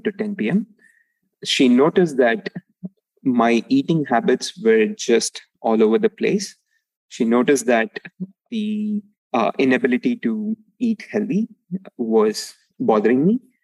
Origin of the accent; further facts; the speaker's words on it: Palani, Tamil Nadu, India; moved away; I grew up in uh, a small town called Palani in uh, Tamil Nadu, which is south of India